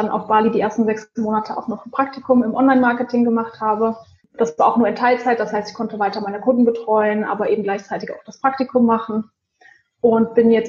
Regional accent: Rhineland, Germany; ich bin ähm, ursprünglich eigentlich aus dem Rheinland, ähm, habe jetzt die letzten Jahre in Bonn gewohnt

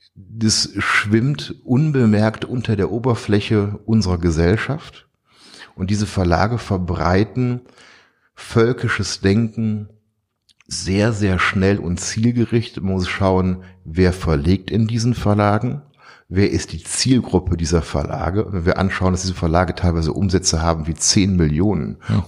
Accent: Duisburg, North Rhine-Westphalia, Germany; moved away; also born or lived in Tehran, Iran; meiner Heimatstadt etwas zurückzugeben für all die Jahre, die ich hier groß werden dürf durfte

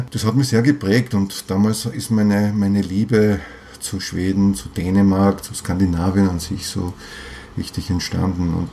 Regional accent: Vienna, Austria; Ich bin Wiener.

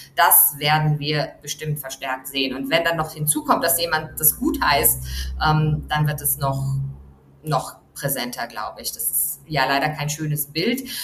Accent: Germany; moved away; Ich komme aus einem Land, aus Deutschland

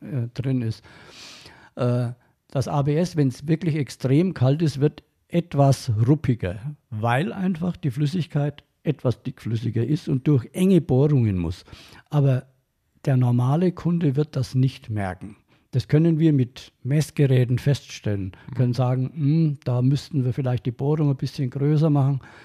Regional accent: Franconia, Bavaria, Germany; accent: Franconian; meinen fränkischen Dialekt

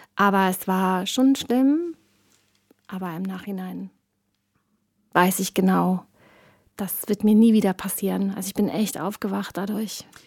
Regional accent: East Germany, Germany; ich bin ein Kind des Ostens.

